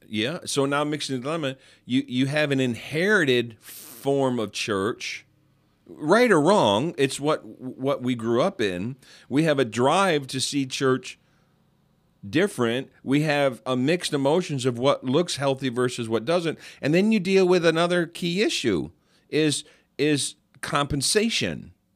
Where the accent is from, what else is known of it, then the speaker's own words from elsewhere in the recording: New York, United States; I'm from New York